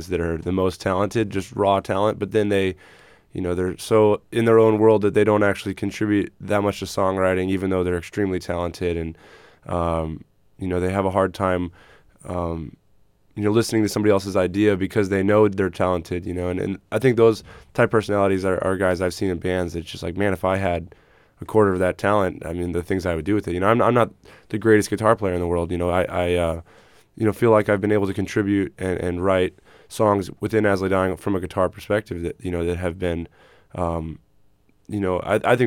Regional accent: San Diego, California, United States; also born or lived in Phoenix, Arizona / Texas; I was born in Phoenix

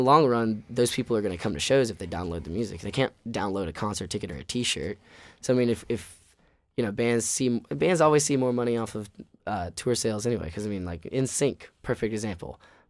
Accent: Southern United States, United States; I mean, we're from the South and there's a lot of Southern underpinnings to our music.

